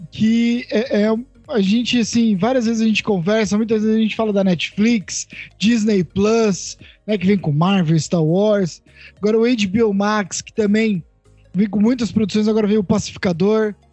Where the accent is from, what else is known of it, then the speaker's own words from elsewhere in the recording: Ribeirão Preto, São Paulo, Brazil; Cara, a gente é de Ribeirão Preto, a gente sabe bem que ser cura também é foda.